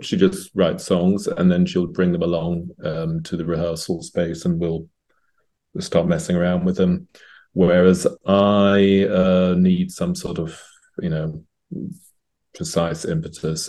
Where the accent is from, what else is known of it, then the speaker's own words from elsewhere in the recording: London, United Kingdom; now in Zurich, Switzerland; I was born and raised in England, in London.